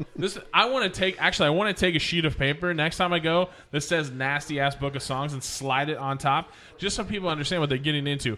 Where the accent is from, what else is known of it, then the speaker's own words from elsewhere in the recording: Oregon, United States; also born or lived in Minneapolis area / Oklahoma; now in Houston, United States; I'm from Oregon, so I've been in Portland